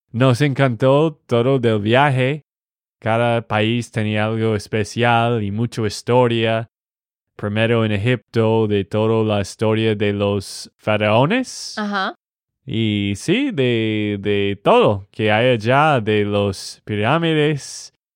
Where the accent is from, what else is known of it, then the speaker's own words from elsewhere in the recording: Texas, United States; Spanish is a second language; de Texas, Estados Unidos.